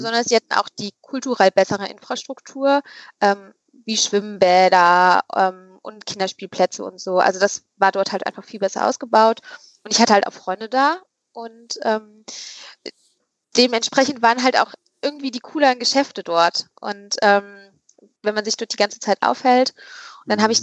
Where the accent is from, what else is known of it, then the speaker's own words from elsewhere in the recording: Übach-Palenberg, North Rhine-Westphalia, Germany; da bin ich in Scheppensee groß geworden